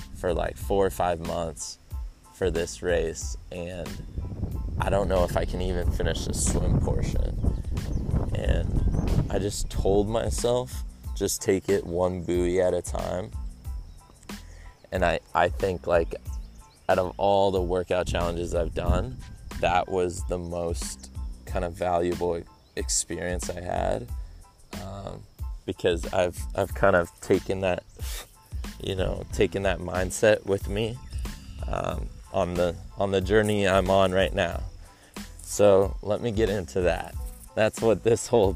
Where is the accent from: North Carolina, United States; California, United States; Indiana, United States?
California, United States; San Diego; San Diego, my hometown